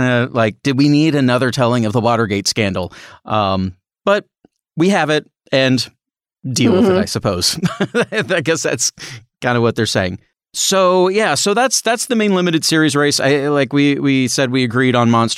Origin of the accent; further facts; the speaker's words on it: Indiana, United States; we are both from the Midwest, actually from Indiana